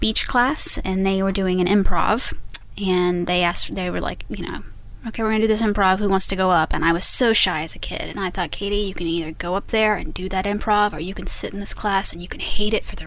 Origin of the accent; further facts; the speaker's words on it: Texas, United States; we're from Texas